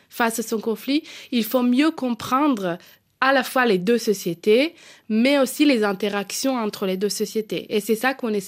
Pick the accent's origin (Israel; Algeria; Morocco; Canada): Israel; French is a second language; moved away as an adult; now in Paris, France; à mes 18 ans, euh, j'ai quitté Israël parce que j'ai dit à ma mère, euh, maman, je peux plus respirer. Je pouvais plus respirer à cause du contexte politique. J'ai décidé de quitter Israël pour quelques mois juste pour apprendre le français à Paris.